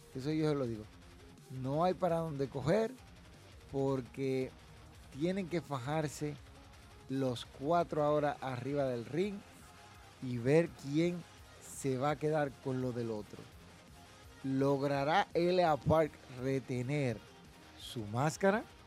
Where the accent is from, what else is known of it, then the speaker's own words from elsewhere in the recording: Dominican Republic; yo apoyo el producto local que se produce aquí en República Dominicana